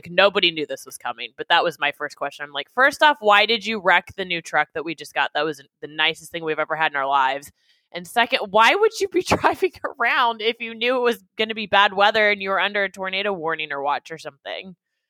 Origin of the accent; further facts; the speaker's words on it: Midwest, United States; my windows that I grew up in the Midwest, they were for rain.